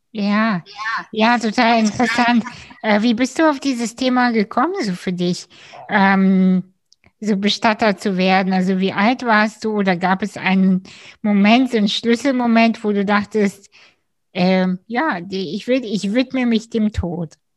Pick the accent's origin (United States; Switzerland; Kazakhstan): Kazakhstan; now in Germany; ich bin ursprünglich aus Kasachstan